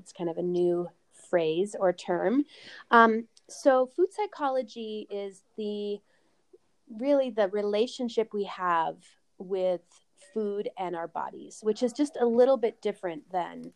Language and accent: English; Vancouver, British Columbia, Canada; also born or lived in Arizona; now in Boulder, United States; I grew up in Vancouver, Canada